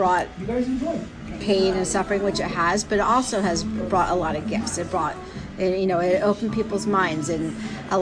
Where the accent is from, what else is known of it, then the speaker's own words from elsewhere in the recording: Pennsylvania, United States; I'm from here in Pennsylvania